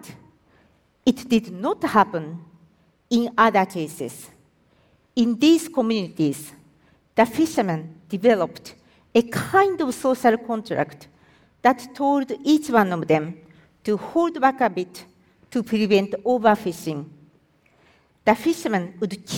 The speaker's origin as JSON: {"language": "English", "country": "Japan", "said": "I am from Japan"}